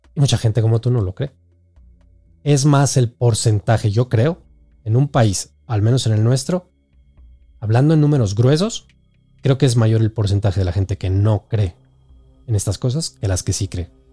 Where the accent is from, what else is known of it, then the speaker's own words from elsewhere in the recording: Mexico; nosotros como mexicanos